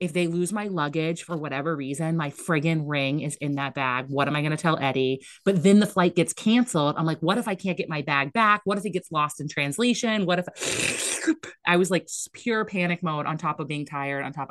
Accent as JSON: {"language": "English", "region": "Maine", "country": "United States", "said": "I got married in Maine. I'm from Maine."}